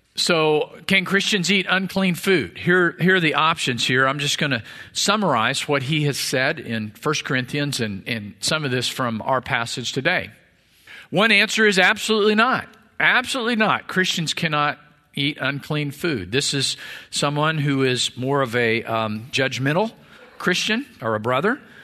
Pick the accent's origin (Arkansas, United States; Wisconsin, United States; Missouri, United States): Missouri, United States; now in Texas, United States; I was born in Missouri